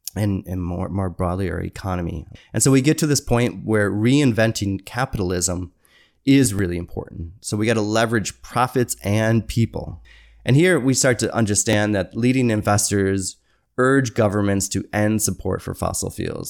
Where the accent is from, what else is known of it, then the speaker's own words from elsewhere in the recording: Michigan, United States; moved away; I'm from Michigan